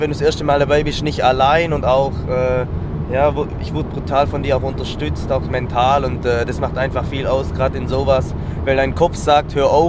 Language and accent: German; Southern Germany, Germany; Allgemein habe ich mit Calisthenics noch nicht so viel am Hut gehabt, weil es bei uns in Süddeutschland einfach nicht so bekannt ist.